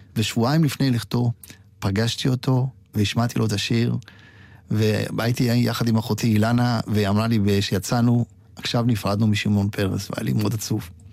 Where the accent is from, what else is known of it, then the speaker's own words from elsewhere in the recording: Israel; also born or lived in Poland; אני באתי מפולין בגיל מאוד מאוד צעיר, אבל גדלתי פה על כל השירים